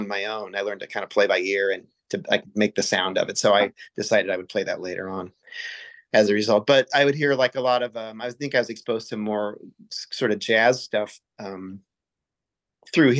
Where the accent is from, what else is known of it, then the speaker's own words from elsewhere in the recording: Champaign, Illinois, United States; moved away as an adult; also born or lived in Kansas City, Missouri / Peoria, Illinois; now in Providence, United States; I basically grew up in Champaign.